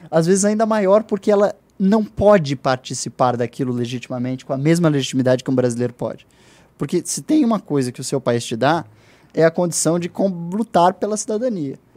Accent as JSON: {"language": "Portuguese", "region": "London", "country": "United Kingdom", "tie": "born there", "also_born_or_lived": "Brazil", "said": "É, eu nasci em, Londres, na Inglaterra, mas o meu país"}